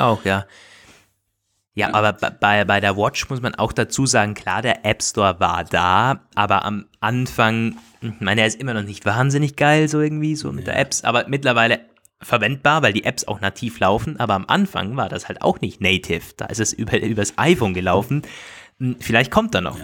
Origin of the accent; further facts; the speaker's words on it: Austria; bei uns in Österreich